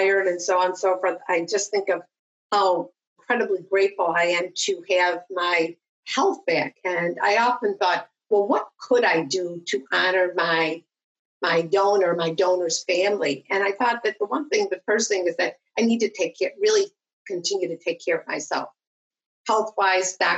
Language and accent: English; Western New York, United States; I'm from Western New York. I was born and raised here.